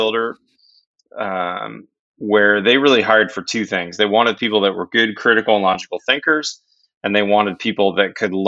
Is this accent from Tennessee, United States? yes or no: no; Pittsburgh, Pennsylvania, United States; I grew up in Pittsburgh, PA